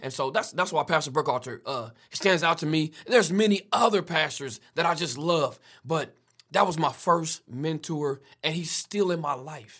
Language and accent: English; Wichita, Kansas, United States; also born or lived in Prescott, Arkansas / Tuscaloosa, Alabama; I was raised in the city of Wichita